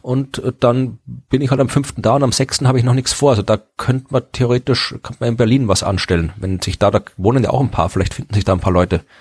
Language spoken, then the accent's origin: German; Austria; now in Jena, Germany; ich wohnte in in der Nähe von Wien